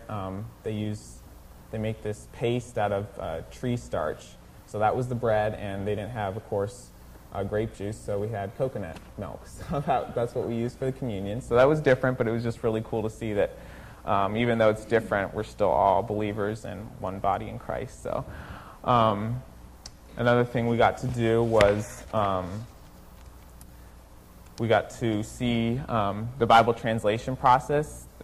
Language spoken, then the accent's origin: English; Mexico; moved away as an adult; now in United States; And um, I grew up in Mexico. I was there my whole life, and um, I graduated high school right before we left